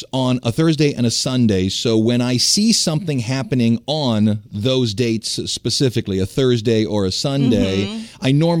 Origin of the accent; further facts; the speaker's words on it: the North, United States; moved away; I'm from the North.